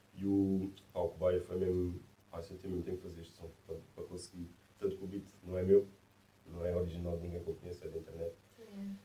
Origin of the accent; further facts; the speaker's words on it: Massamá, Lisbon, Portugal; also born or lived in Ericeira; Não estava a morar em Massamá, que é a minha terra.